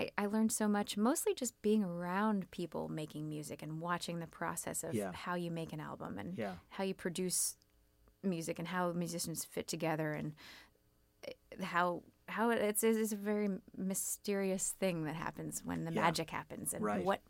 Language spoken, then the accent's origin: English; Kentucky, United States; moved away as an adult; now in New York, United States; I was from Kentucky. I was living in Kentucky, and I only applied to New York City colleges.